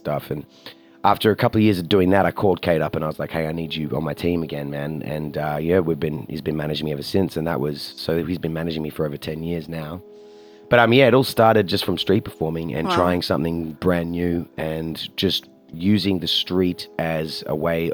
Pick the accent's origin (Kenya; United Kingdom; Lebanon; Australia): Australia; I'm from Australia